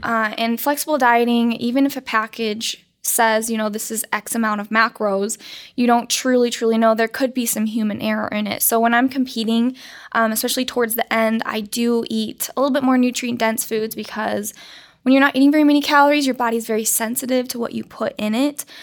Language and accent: English; Colorado, United States; I grew up in Colorado